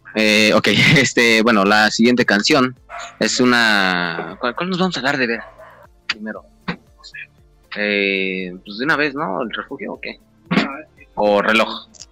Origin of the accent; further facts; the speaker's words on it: State of Mexico, Mexico; somos del Estado de México